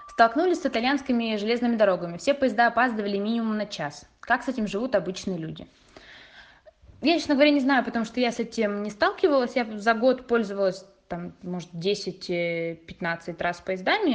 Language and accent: Russian; Russia; moved away as an adult; now in Italy; мы выросли в России